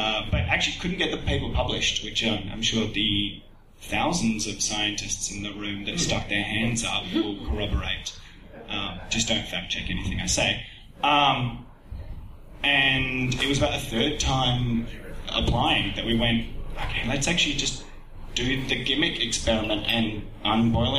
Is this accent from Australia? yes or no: yes; Australia; as an Australian